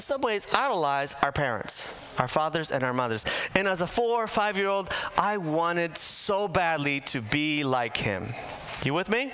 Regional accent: Bolivia; moved away; Now, I'm from Bolivia. I was born in Bolivia. I was raised there in my early years

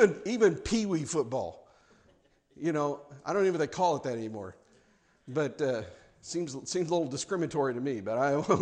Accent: Kansas City, Missouri, United States; moved away; also born or lived in South Carolina; growing up in Kansas City, I'm a Chiefs fan.

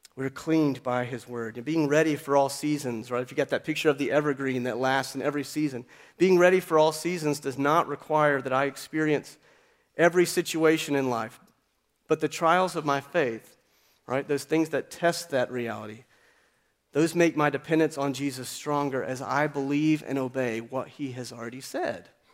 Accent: Appalachian Mountains, United States; I grew up in the Appalachian Mountains

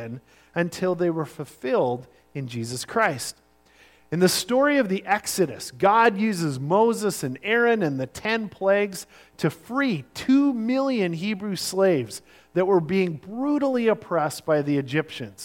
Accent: Sunshine Coast, British Columbia, Canada; I grew up on the Sunshine Coast, in the late 70s and all through the 80s

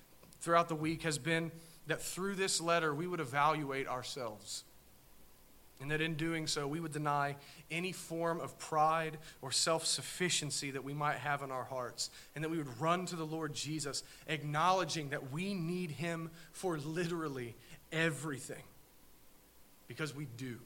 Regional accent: Southern Ohio, United States; we're from Southern Ohio

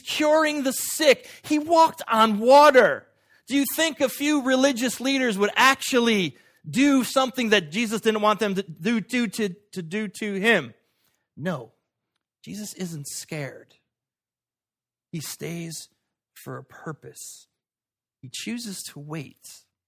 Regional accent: United States; I was born in America at this time

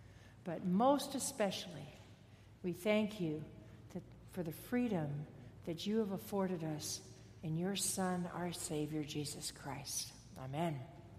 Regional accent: Fullerton, California, United States; I grew up in Fullerton. Dave and I both grew up in Fullerton. And Fullerton then was a really, really small town. Not like it is today with a university and all. Small town, lots of orange groves. And I lived on a cul-de-sac street.

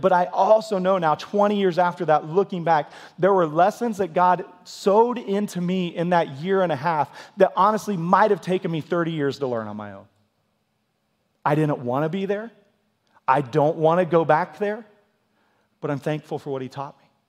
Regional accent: Kansas, United States; also born or lived in Missouri; now in Tulsa, United States; I was born in Missouri and raised in Kansas

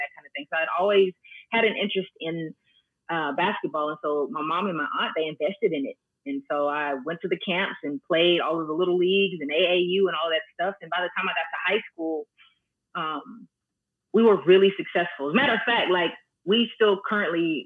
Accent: Dallas-Fort Worth area, Texas, United States; I was born and raised right here in the Dallas-Fort Worth area.

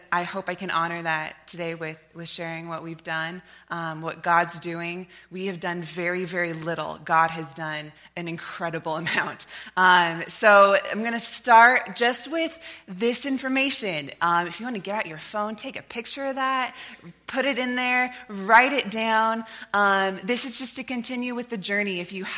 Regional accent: Lewiston, United States; moved away as an adult; also born or lived in Nampa, Idaho; My family moved here when I was in first grade, and I was a part of this church, was raised by this church

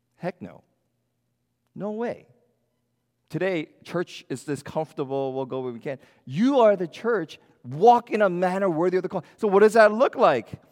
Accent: United States; being American Christians

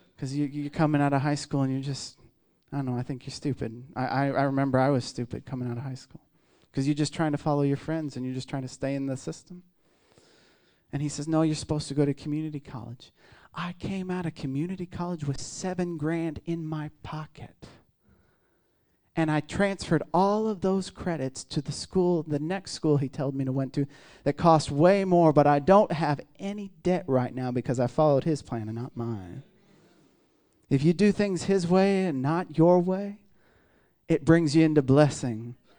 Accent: Midwest, United States; I'm from the Midwest

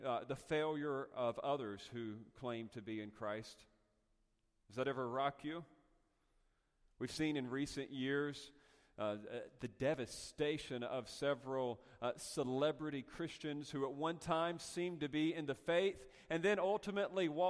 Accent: North Carolina, United States; moved away; also born or lived in Castaic, California; I'm from North Carolina

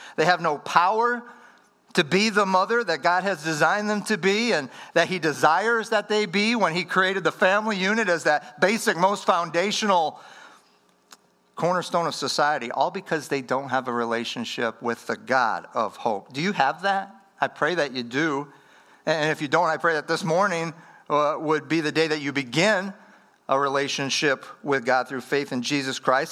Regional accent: Wisconsin, United States; moved away; I'm from Wisconsin, up in the upper Midwest.

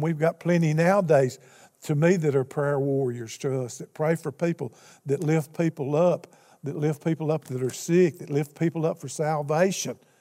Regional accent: Alaska, United States; I'm from Alaska

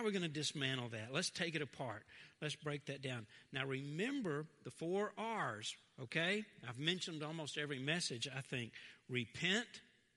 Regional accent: Fraser, United States; I grew up in Fraser.

